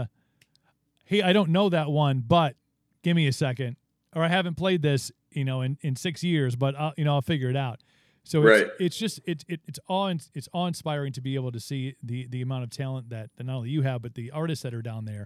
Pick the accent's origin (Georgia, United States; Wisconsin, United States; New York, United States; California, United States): Wisconsin, United States; I'm from Wisconsin